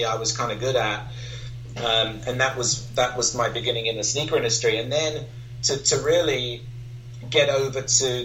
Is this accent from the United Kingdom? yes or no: yes; London, United Kingdom; growing up in London or in the London area as a kid